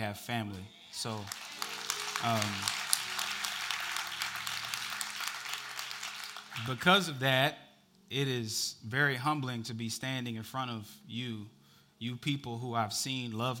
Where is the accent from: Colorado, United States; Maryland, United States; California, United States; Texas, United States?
Texas, United States; Dallas; moved away as an adult; now in Georgia, United States; We moved here from Dallas, Texas in October. We have never lived anywhere but Dallas